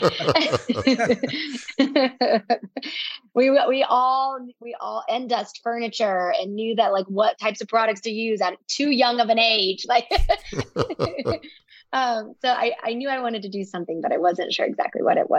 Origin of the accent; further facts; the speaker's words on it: the South, United States; while I grew up in the South, both my parents are from the North.